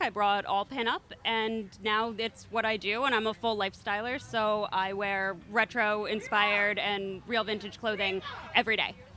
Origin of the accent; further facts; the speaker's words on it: Philadelphia, Pennsylvania, United States; I'm from Philly